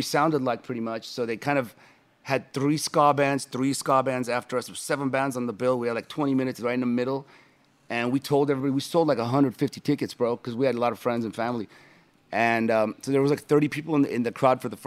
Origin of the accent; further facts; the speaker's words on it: Los Angeles, California, United States; that's my hometown city